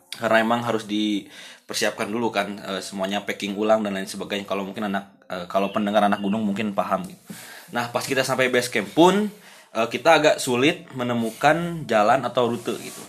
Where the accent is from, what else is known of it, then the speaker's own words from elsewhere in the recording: Padalarang, West Java, Indonesia; Saya kan berasal dari Padalarang